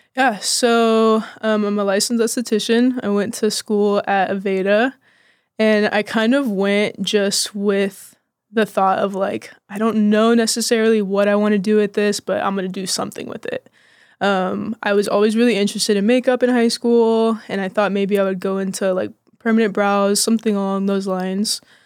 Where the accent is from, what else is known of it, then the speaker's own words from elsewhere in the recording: Austin, Texas, United States; also born or lived in Bastrop, Texas / Oklahoma; I'm from Austin